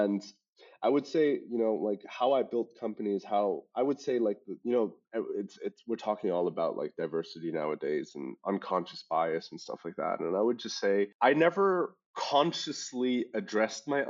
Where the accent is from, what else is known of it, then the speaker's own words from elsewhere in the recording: Hong Kong; accent: international school English; moved away as an adult; now in Germany; I was born and raised in Hong Kong